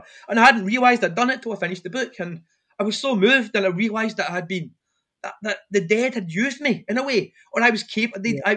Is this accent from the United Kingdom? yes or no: yes; Airdrie, Scotland, United Kingdom; when I was growing up in Airdrie